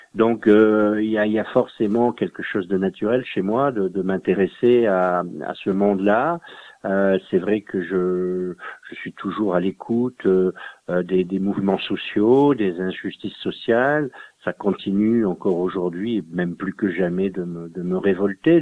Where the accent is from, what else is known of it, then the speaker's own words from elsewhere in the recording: Dunkirk, Hauts-de-France, France; mon pays d'origine, qui est un pays très industrialisé, hein, le, le, nord de la France, Dunkerque